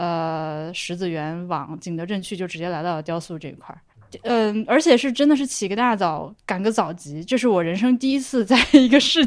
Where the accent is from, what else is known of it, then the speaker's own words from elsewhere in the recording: Laohekou, Hubei, China; 我我家对我家小时候就老河口，我们家小时候也是个土坯房子嘛。